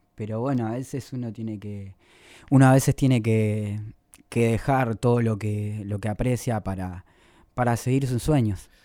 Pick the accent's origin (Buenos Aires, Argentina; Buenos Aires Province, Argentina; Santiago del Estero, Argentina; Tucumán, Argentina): Santiago del Estero, Argentina; El Mojón; moved away; Mi tierra, de mi pago, el pago, el mojón departamento Pelegrín, Santiago del Estero. Me gusta recalcarlo porque es un pueblo de 4.000 habitantes.